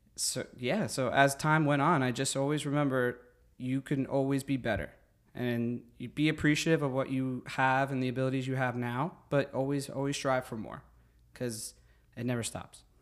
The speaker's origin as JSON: {"language": "English", "town": "Secaucus", "region": "New Jersey", "country": "United States", "tie": "born or raised there", "said": "I am from Secaucus, New Jersey. I grew up there all my life"}